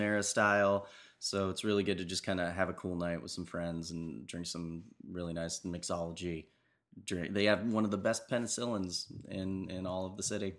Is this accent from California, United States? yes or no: no; New Jersey, United States; I'm from the East Coast